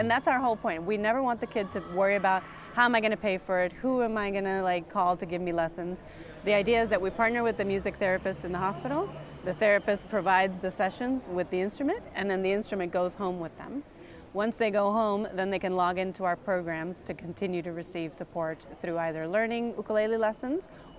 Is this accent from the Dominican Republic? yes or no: yes; Dominican Republic; also born or lived in United States; now in Mexico; So I live in Mexico. I am from Dominican Republic, and I lived many years in the United States, but recently I moved down to Mexico.